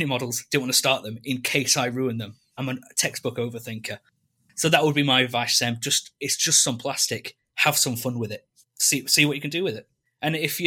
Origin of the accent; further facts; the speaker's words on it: England, United Kingdom; growing up in England and we have all this stuff, I did take it for granted for many years